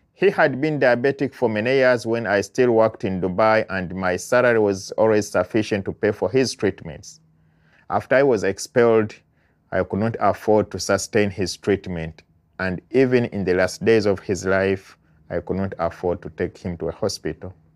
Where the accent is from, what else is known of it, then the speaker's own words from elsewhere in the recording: Uganda; now in United States; I am an immigrant from Uganda living in the United States